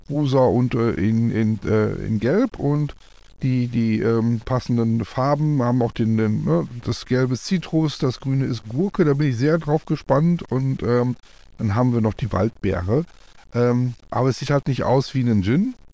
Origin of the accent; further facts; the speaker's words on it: Koblenz, Rhineland-Palatinate, Germany; also, ich komme aus Koblenz und da haben wir quasi dann